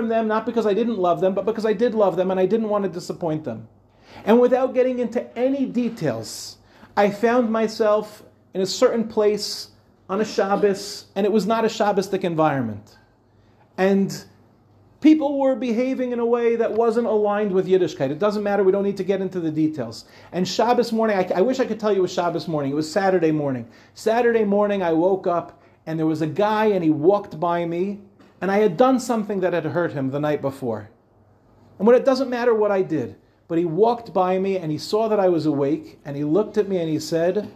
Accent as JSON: {"language": "English", "area": "Five Towns", "region": "New York", "country": "United States", "tie": "born or raised there", "said": "I was a kid growing up in the Five Towns"}